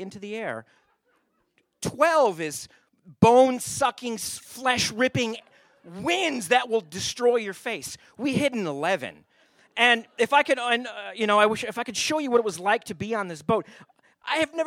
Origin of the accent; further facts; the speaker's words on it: Owosso, Michigan, United States; moved away as an adult; now in Anchorage, United States; I grew up in Michigan